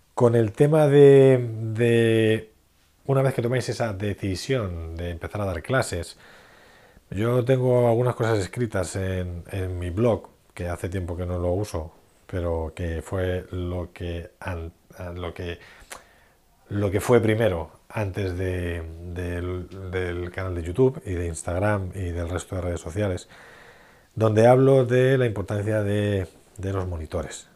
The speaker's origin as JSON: {"language": "Spanish", "town": "Madrid", "region": "Community of Madrid", "country": "Spain", "said": "en Madrid, de donde soy"}